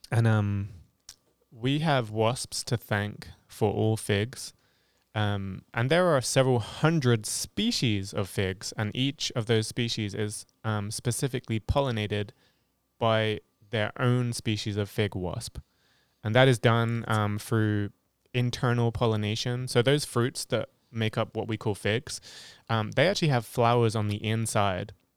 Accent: Hampshire, South East England, United Kingdom; moved away as an adult; now in Ohio, United States; I am from England, specifically Hampshire in England, in, on the south coast, and I've lived in Ohio for nearly four years

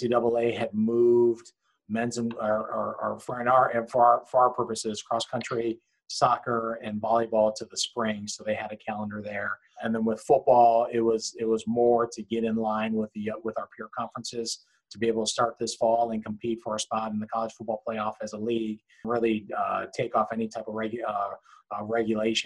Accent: Cleveland, Ohio, United States; moved away; I'm from Cleveland

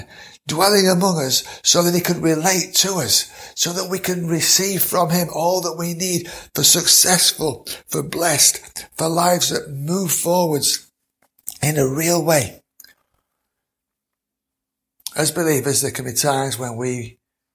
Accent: Mansfield, East Midlands, United Kingdom; I know that I was born in September of 1955

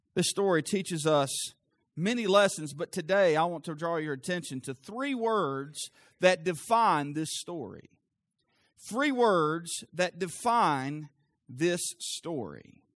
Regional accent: the South, United States; I'm from the South.

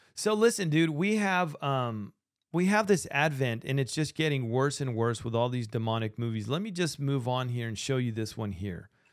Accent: Argentina; now in United States; I'm from Argentina

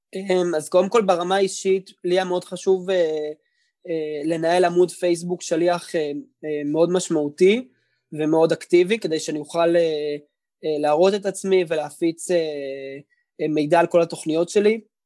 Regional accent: Tel Aviv, Tel Aviv District, Israel; also born or lived in Howard County, Maryland, United States; גדלתי בשדרות חן בתל אביב, על כיכר רבין

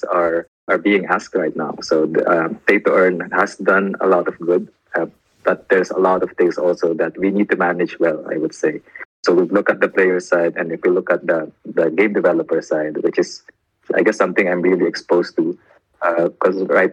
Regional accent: Manila, Metro Manila, Philippines; I come from Manila

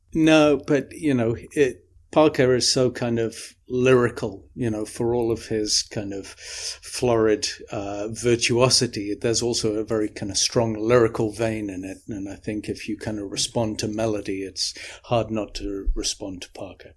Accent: the north of England, United Kingdom; also born or lived in Midlands, England; when I moved from the Midlands, eh, in England, where I kicked off, um, up to the north of England.

